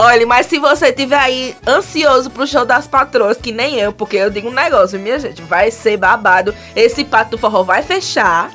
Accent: Caruaru, Pernambuco, Brazil; eu sou de Caruaru

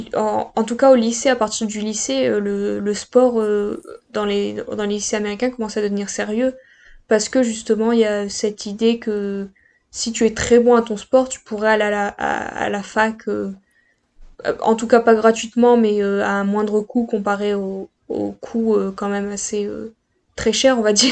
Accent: Pas-de-Calais, Hauts-de-France, France; je viens du Pas-de-Calais.

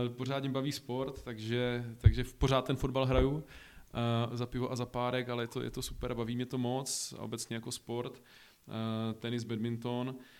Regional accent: Olomouc, Olomouc Region, Czechia; moved away as an adult; now in Prague, Czech Republic; jsem původem z Olomouce

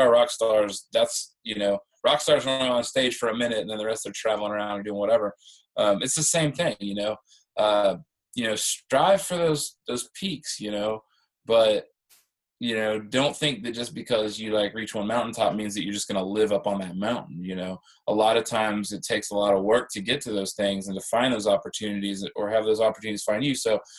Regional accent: Midwest, United States; You know, I grew up in the Midwest where I didn't feel like I fit in.

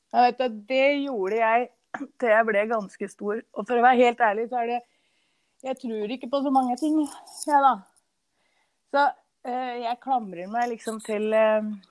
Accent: Norway; den toppen som er tettest her vi bor nå, og der jeg vokste opp

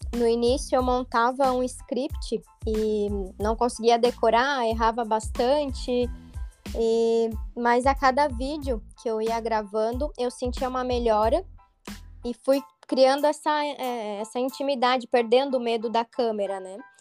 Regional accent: Rio do Sul, Santa Catarina, Brazil; moved away as an adult; now in Balneário Camboriú, Brazil; sou natural de Rio do Sul, interior aqui de Santa Catarina

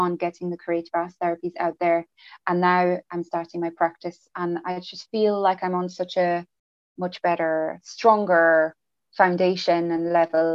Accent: France; English is a second language; moved away as an adult; also born or lived in England; So I'm actually from France. I grew up in France up till the age of 18.

